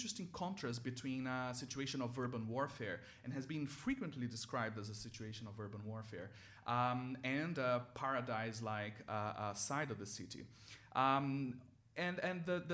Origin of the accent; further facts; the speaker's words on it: Rio de Janeiro, Brazil; moved away; So I grew up in Rio. I actually am from a city near Rio, and I lived for 10 years in the city of Rio de Janeiro.